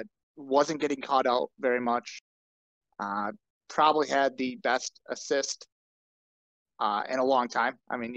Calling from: Oconomowoc, Wisconsin, United States; Oconomowoc, Wisconsin.

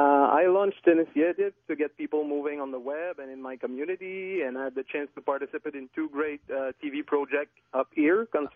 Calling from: Quebec, Canada; accent: little accent; first language French; English is a second language; Well, I'm calling from Quebec, in fact.

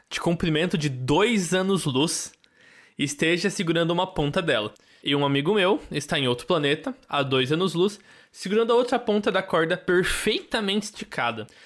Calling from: São Paulo, Brazil

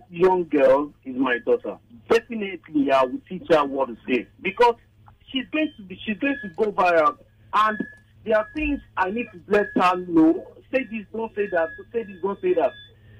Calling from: Egbeda, Lagos, Nigeria; I'm calling from Egbeta.

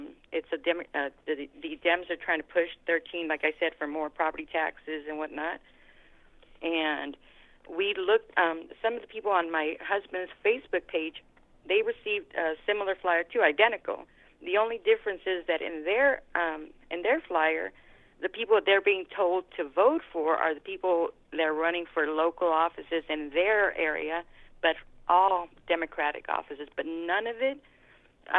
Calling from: California, United States; I'm calling you from California.

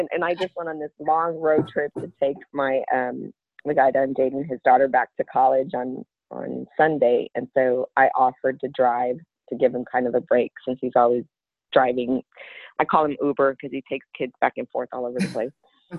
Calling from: Dallas, Texas, United States; I'm calling from Dallas, Texas.

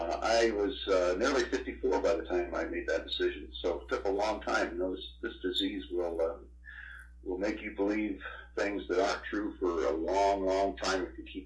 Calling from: Apple Valley, Minnesota, United States; I'm calling from Apple Valley, Minnesota, in the United States of America.

